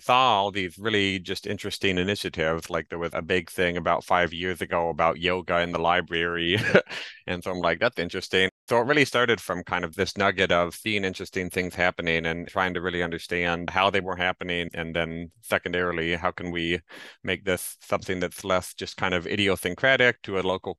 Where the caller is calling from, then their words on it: Greensboro, North Carolina, United States; I'm calling in from Greensboro, North Carolina